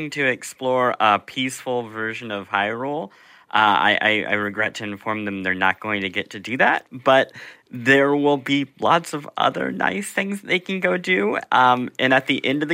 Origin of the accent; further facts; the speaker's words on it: Midwest, United States; I grew up in the Midwest.